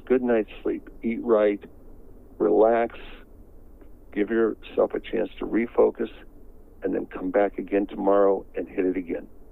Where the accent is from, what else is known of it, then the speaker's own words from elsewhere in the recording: Northeast Ohio, United States; moved away; also born or lived in Chicago; I grew up in Northeast Ohio